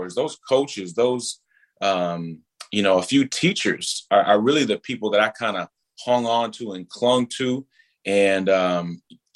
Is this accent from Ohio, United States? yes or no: no; Minneapolis, Minnesota, United States; I grew up over in North Minneapolis in the beginning.